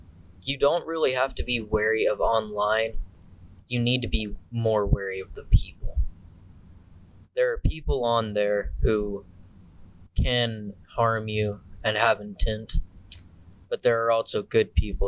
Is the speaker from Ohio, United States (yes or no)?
yes; Batavia, Ohio, United States; I'm from Batavia, Ohio.